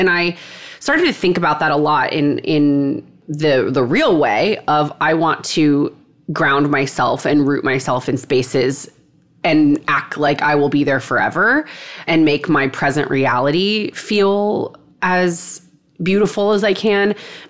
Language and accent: English; Texas, United States; now in New York City, United States; But I've lived in New York City for a long time. I'm from Texas. I am an only child from Texas.